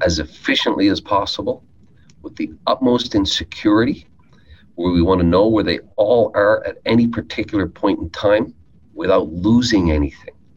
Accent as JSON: {"language": "English", "region": "Newfoundland and Labrador", "country": "Canada", "tie": "born or raised there", "said": "I grew up in Newfoundland"}